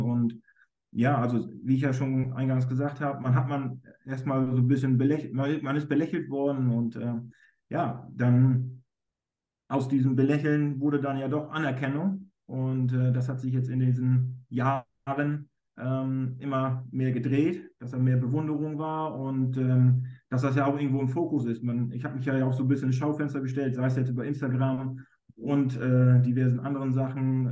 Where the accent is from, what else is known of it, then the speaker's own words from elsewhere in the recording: Germany; ich bin ja aus Friese